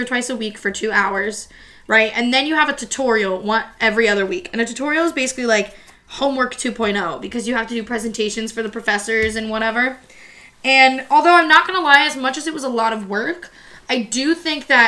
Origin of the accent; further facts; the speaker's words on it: New Jersey, United States; when I would tell them from Jersey.